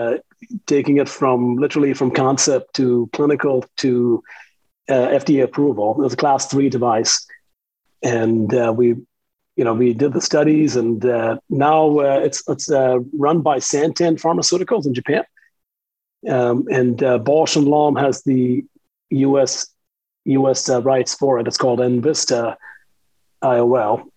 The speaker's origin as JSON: {"language": "English", "country": "India", "tie": "born or raised there", "also_born_or_lived": "Tucson, Arizona / Southeast Asia", "moved": "as an adult", "said": "I come from India, born and raised in India, a modest upbringing"}